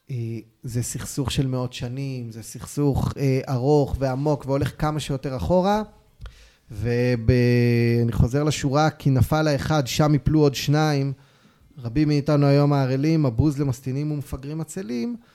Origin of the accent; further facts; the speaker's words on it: Ofra, West Bank, Palestine; תראה, תראה גדלתי בעופרה, בתקופת האינתיפאדה בדיוק.